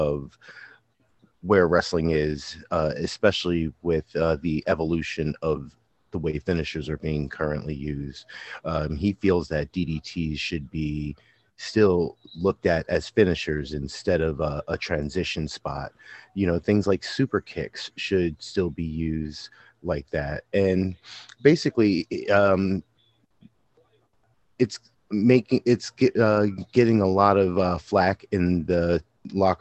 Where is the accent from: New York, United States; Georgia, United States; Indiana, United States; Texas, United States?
New York, United States; Kingston; born or raised there